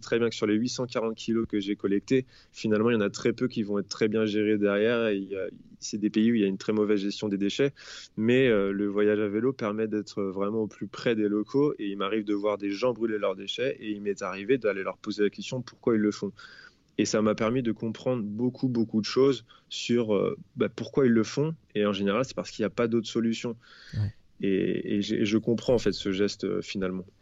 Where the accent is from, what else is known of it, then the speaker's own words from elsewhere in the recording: France; chez nous, en France